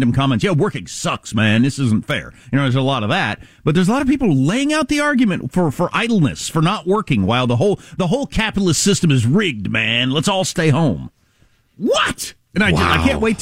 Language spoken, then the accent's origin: English; United States